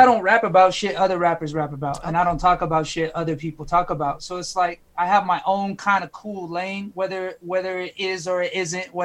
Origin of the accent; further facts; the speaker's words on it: California, United States; now in Arizona, United States; I grew up in California.